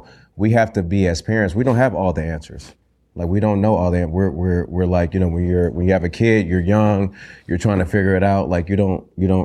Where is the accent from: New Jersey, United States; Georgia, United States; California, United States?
California, United States; Compton; I grew up in Compton, single parent mother home